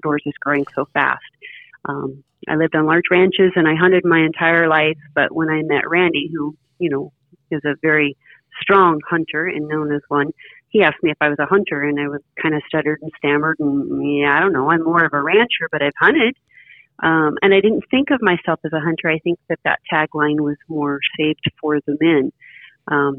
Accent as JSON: {"language": "English", "area": "north of Elko", "region": "Nevada", "country": "United States", "tie": "born or raised there", "also_born_or_lived": "Antelope, Oregon", "moved": "yes", "lives_now": "Oregon, United States", "said": "Just north of Elko, Nevada"}